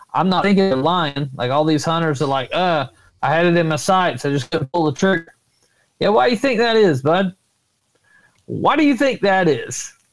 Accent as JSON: {"language": "English", "region": "Florida", "country": "United States", "tie": "born or raised there", "said": "in my home state is nobody ever thought about really Bigfoot in Florida"}